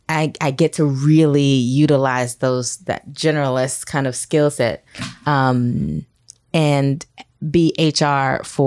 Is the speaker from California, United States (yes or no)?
no; Atlanta, Georgia, United States; also born or lived in Brooklyn / Washington, D.C.; Well, I was born in Brooklyn, Okay. Moved to Atlanta, grew up in Atlanta, went to school at Howard University in Washington, D.C.